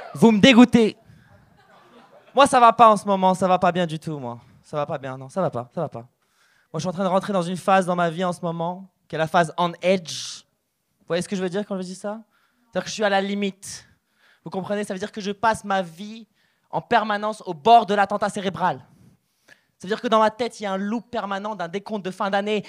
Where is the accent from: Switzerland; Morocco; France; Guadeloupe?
Morocco; moved away; je suis originaire du Maroc